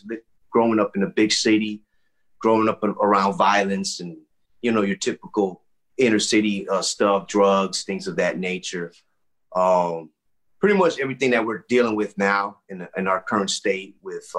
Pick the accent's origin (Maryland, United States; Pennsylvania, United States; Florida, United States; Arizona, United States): Florida, United States; Miami; also born or lived in Texas / Michigan; I grew up in Miami. I was a military brat, so I got to travel a lot at an early age.